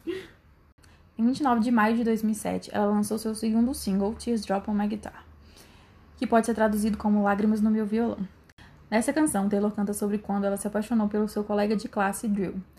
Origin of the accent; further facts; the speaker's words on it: Brazil; eu sou brasileira